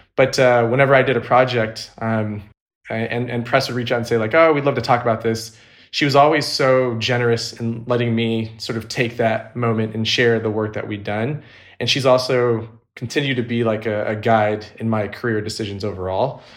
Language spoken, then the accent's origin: English; Orange County, California, United States; also born or lived in San Diego, California; now in Los Angeles, United States; I was actually born and raised in Orange County, California, which is an hour north of San Diego